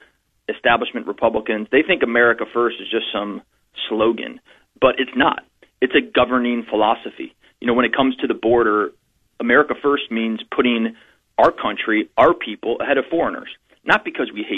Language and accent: English; Ohio, United States; I'm born and raised in Ohio. I've lived my whole life here except for my time in the Marine Corps.